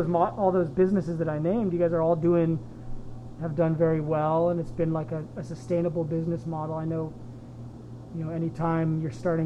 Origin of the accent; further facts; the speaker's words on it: Lagunitas, California, United States; near where I grew up in Marin